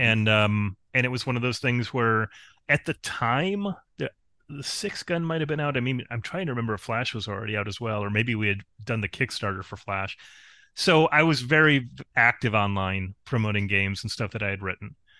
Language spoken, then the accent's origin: English; Spencerport, New York, United States; My hometown is actually Spencer Port.